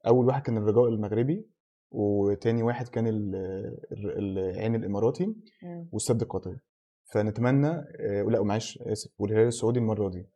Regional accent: Egypt; إحنا كمصريين

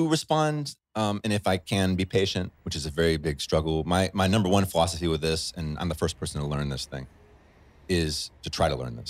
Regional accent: Chad; If I can be patient and say, well, I grew up in Chad. I speak Arabic.

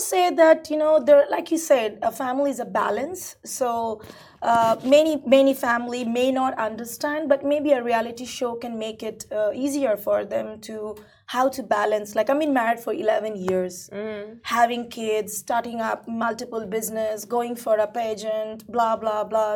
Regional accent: India; moved away; I'm originally Indian, right? So coming from India

